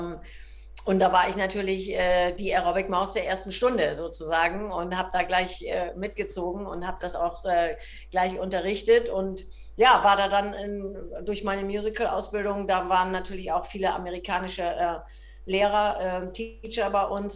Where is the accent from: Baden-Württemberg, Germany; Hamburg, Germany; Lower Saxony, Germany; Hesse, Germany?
Hamburg, Germany; bin ja äh, ganz früh schon in die Ballettschule der Hamburgischen Staatsoper gekommen